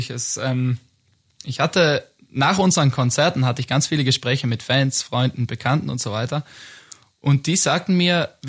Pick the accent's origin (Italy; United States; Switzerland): Italy; Trentino-Alto Adige; wir kommen aus Südtirol, wir können uns verständigen äh, in der deutschen Sprache und das ist eigentlich alles, was zählt.